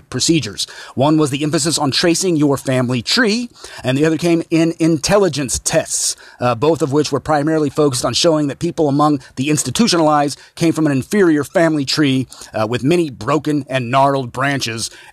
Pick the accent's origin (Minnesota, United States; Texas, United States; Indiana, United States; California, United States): Indiana, United States; my home state of Indiana